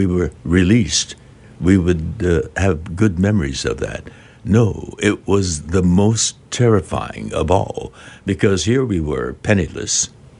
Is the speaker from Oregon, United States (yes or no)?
no; California, United States; It was an exotic land, Arkansas. We're from Southern California.